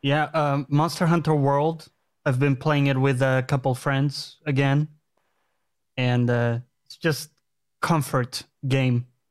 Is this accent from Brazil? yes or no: yes; Brazil; moved away; I'm from Brazil